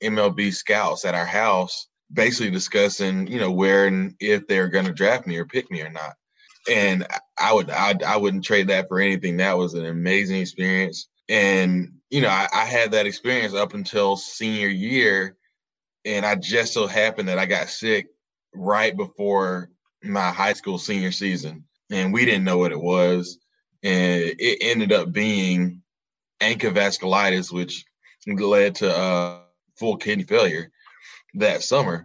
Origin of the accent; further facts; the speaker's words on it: South Georgia, United States; We grew up in South Georgia